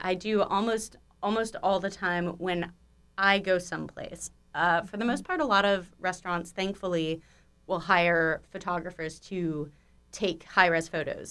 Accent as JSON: {"language": "English", "town": "Malibu", "region": "California", "country": "United States", "tie": "born or raised there", "also_born_or_lived": "East Coast (college)", "said": "I grew up out here, um, born at Cedar Sinai, rep in, rep in Cedar Sinai, and, uh, yeah, so I grew up on the west side primarily, um, Malibu specifically"}